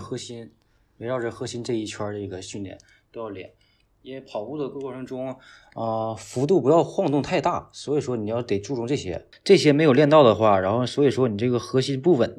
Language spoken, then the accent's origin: Chinese; Northeast China, China; 作为一个东北人，真的是又怕热又怕冷。